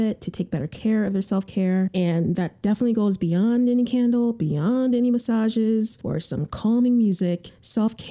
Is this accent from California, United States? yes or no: no; Connecticut, United States; moved away as an adult; also born or lived in New York City; I'm originally from Connecticut, and after Connecticut, I went to New York City for college